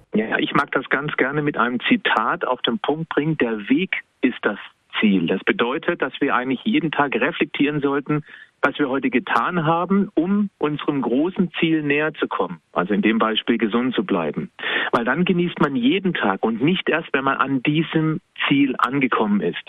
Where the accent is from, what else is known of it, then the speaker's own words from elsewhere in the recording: Baden-Württemberg, Germany; lebe noch im Badener Ländle, also ganz klar Badener